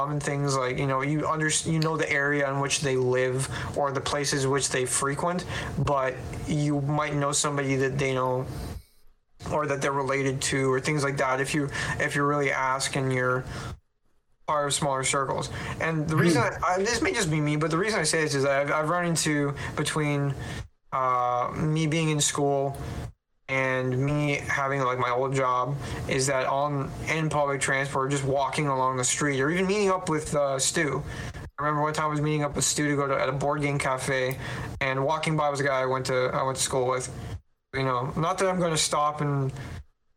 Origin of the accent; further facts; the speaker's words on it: Canada; being Canadian